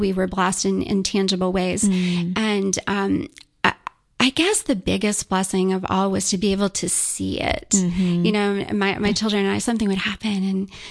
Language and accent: English; Charleston, United States; we're from Charleston